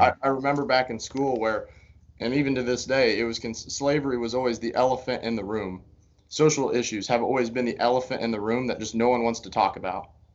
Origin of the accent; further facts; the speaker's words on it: Greensburg, Indiana, United States; moved away as an adult; also born or lived in Valparaiso, Indiana; I'm from Greensburg, Indiana, which is uh, kind of southeast in between Indianapolis